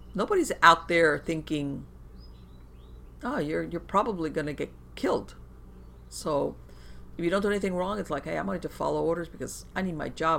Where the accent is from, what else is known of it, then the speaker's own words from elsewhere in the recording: Florida, United States; I was born in the United States, never been to Cuba, but I grew up surrounded by the Cuban community